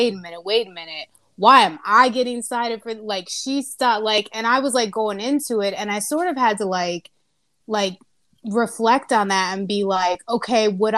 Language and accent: English; Dayton, Ohio, United States; I grew up in Dayton